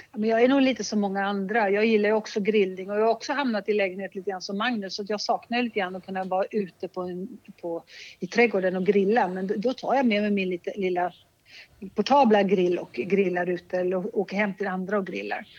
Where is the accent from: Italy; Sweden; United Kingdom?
Italy; Liguria; moved away; Jag är uppvuxen i Ligurien